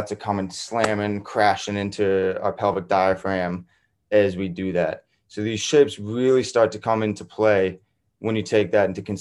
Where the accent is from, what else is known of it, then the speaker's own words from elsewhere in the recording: Foxborough, Massachusetts, United States; also born or lived in New Hampshire; I'm from Foxborough, Mass, but like 8 minutes away from Gillette Stadium